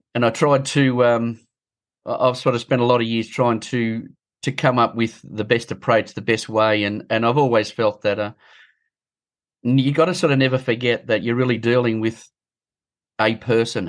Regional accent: Bathurst, New South Wales, Australia; Bathurst, my hometown. I was born in Bathurst

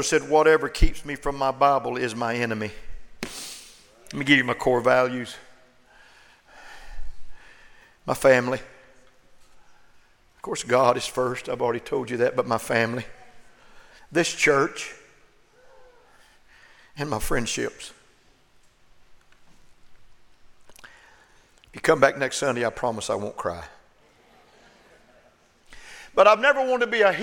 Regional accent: Oklahoma, United States; now in Austin, United States; I'm a pastor. And I was born in Oklahoma

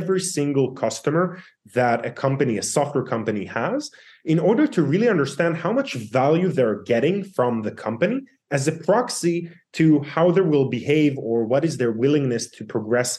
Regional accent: Israel; born and raised in Israel

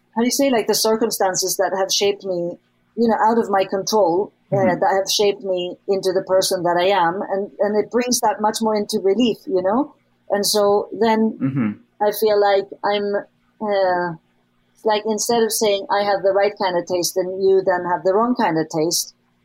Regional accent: Sweden; I grew up, you know, I grew up in Sweden

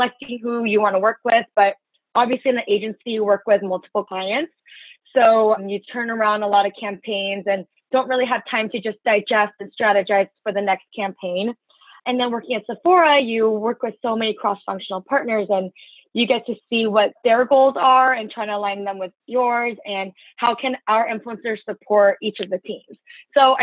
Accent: Los Angeles, California, United States; moved away as an adult; also born or lived in San Luis Obispo / New York City; I'm from Los Angeles

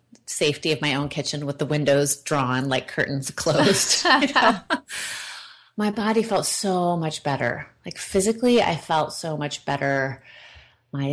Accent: Oregon, United States; I was raised by hippies in Oregon on an old organic farm

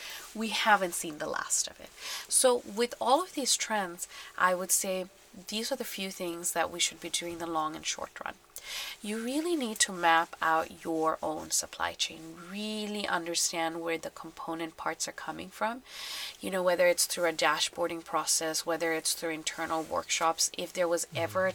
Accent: Bangladesh; I'm from Bangladesh

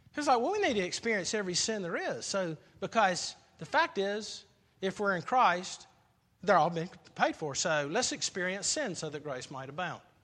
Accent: South Carolina, United States; I grew up in South Carolina

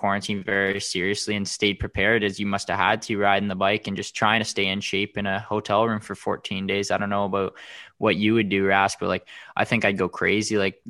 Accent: Curtis, Ontario, Canada; I'm from Curtis, Ontario.

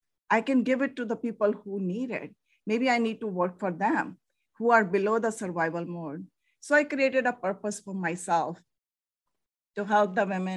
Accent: India; moved away as an adult; now in United States; I'm from originally from India.

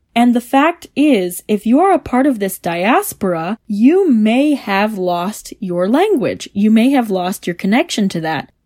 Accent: Detroit, Michigan, United States; I had grown up in Metro Detroit to a family that had connections to Canada

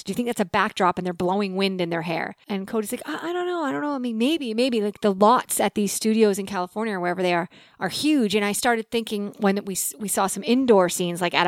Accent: British Columbia, Canada; We're from British Columbia, Canada

